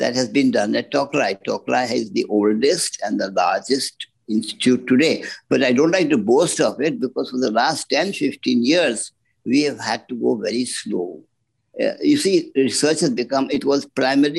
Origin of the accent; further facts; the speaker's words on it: Dehradun, Uttarakhand, India; my grandfather, who was in Dehradun, my hometown